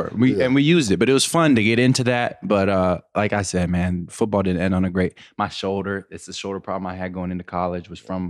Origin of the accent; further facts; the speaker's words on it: Pennsylvania, United States; I'm from Western PA and we love football.